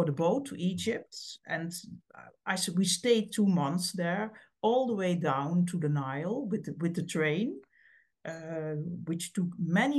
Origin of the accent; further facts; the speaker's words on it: Heerlen, Limburg, Netherlands; English is a second language; And I was born in Heerlen, and it's an old mining town. So when I grew up, the mines closed